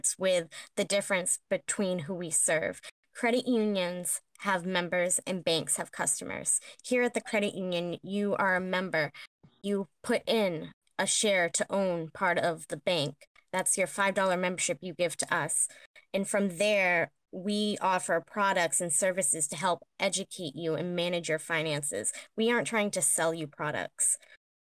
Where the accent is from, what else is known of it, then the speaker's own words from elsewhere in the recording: Taunton, Massachusetts, United States; I am born and raised in Taunton